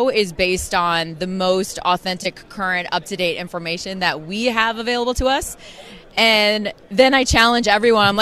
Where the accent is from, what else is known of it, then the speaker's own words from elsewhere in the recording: Kansas City, Missouri, United States; born and raised in Kansas City